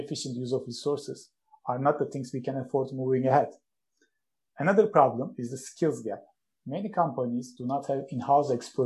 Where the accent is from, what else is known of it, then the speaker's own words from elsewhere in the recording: Istanbul, Turkey; moved away as an adult; now in Sheffield, United Kingdom; I'm originally from Istanbul, Turkey